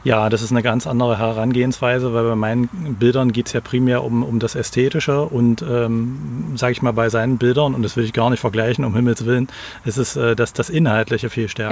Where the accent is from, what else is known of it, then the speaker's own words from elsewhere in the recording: Magdeburg, Saxony-Anhalt, Germany; now in Halle, Germany; Ich komme ursprünglich aus Magdeburg und mittlerweile, ich komme immer so ein Stück südlicher, bin mittlerweile in Halle gelandet